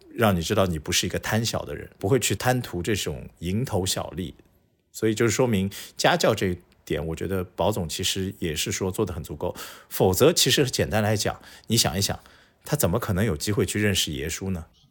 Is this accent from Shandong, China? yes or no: no; Shanghai, China; 作为一个土生土长的上海人